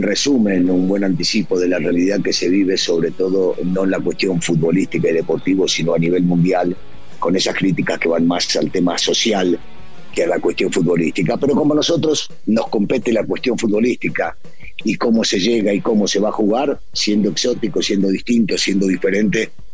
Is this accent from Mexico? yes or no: no; Argentina; los argentinos